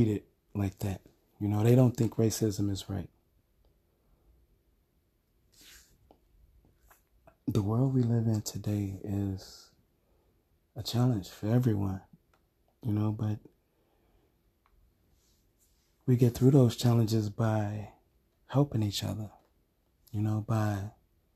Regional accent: Chicago, Illinois, United States; where I grew up in Chicago

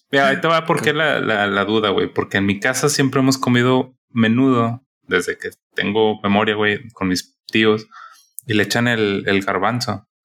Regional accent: Monterrey, Nuevo León, Mexico; Dejaremos de ser regios.

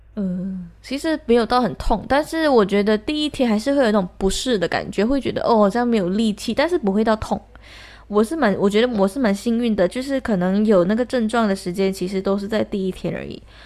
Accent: Malaysia; also born or lived in Taiwan; 生长在马来西亚这个环境

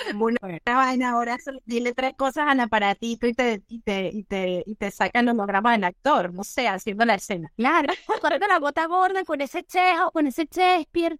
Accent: Venezuela; moved away as an adult; now in Spain; nuestro país

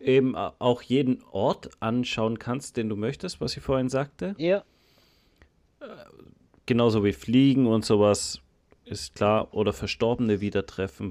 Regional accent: Germany; bei uns in Deutschland

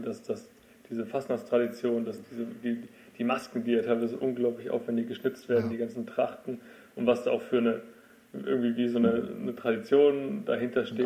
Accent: Freiburg, Baden-Württemberg, Germany; Ich bin ja auch aus Freiburg

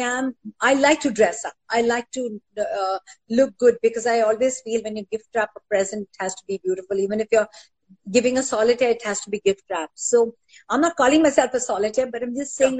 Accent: Mumbai, Maharashtra, India; I'm a Vilipali girl. I'm from Juhu

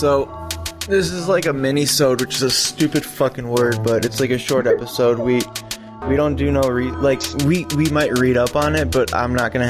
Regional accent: outside of Chicago, Illinois, United States; Jenkins, I grew up around here, actually. So, this happened in Rosemont, Illinois, and I grew up outside of Chicago

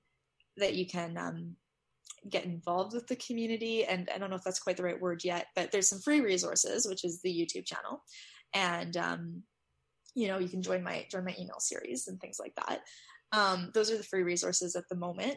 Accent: Canada; I'm Canadian

